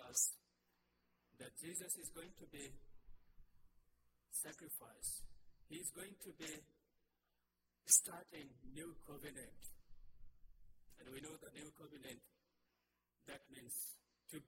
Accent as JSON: {"language": "English", "country": "Nepal", "moved": "as an adult", "said": "I'm from Nepal"}